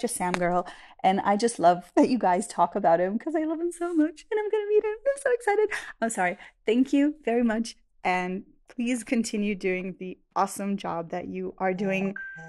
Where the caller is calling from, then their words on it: Israel; I'm a listener from Israel